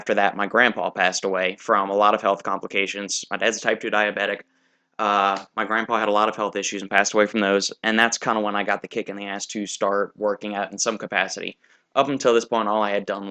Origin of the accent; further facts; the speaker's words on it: Kenner, Louisiana, United States; also born or lived in New Orleans, Louisiana; I was born in 1985 in New Orleans, Louisiana, lived in Kenner